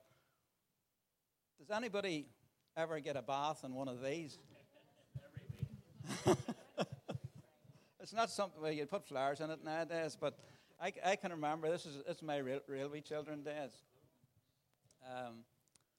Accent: Tandragee, Northern Ireland, United Kingdom; also born or lived in Portadown; I'm from Tandragee. But actually, I was born in Portadown

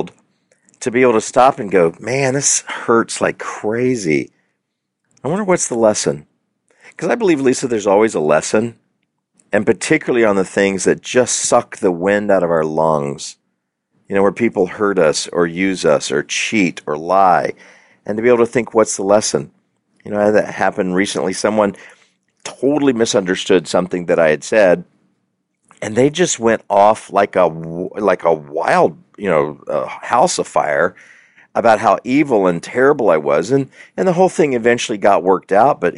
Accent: the South, United States; I grew up in the South

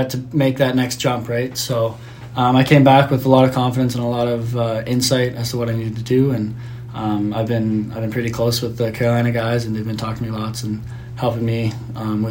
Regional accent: Olds, Alberta, Canada; also born or lived in Yellowknife, Northwest Territories; I didn't grow up there. I just was born there. I moved to Olds when I was less than one

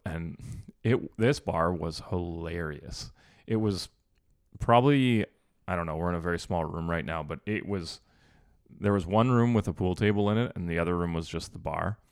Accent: Canada; We're from Canada.

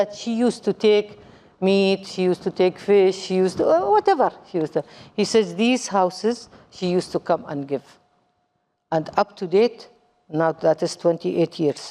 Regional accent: Dubai, United Arab Emirates; English is a second language; also born or lived in Kuwait; I am from United Arab Emirates

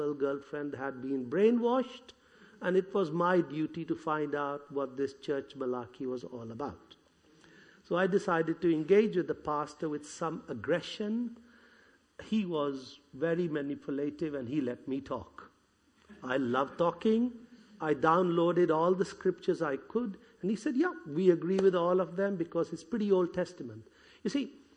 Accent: India; accent: Indian; moved away; I was born in India, brought up as a Hindu

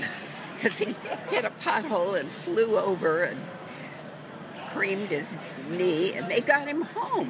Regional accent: California, United States; From California.

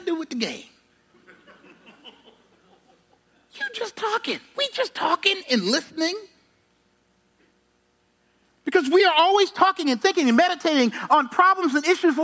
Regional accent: South Carolina, United States; I grew up in South Carolina

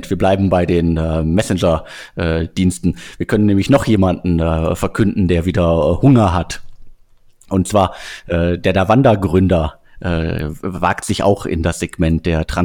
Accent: North Rhine-Westphalia, Germany; Ich komme aus dem Ruhrgebiet, ich kenne die Bütchen und äh, die Trinkhallen um die Ecke.

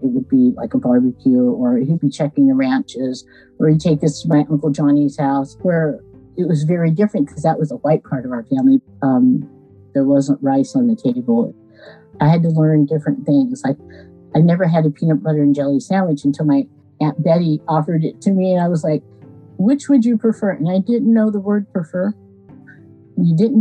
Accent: Aromas, California, United States; also born or lived in Watsonville, California; When I grew up in Aromas, there was a population of 408 people.

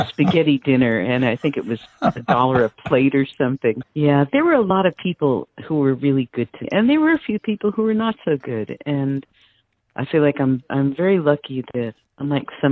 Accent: United States; also born or lived in New Jersey; I was New York, New Jersey

